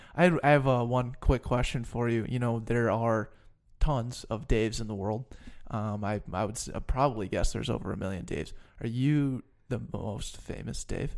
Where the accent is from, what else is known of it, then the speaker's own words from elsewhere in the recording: Denver, Colorado, United States; moved away; I'm from Denver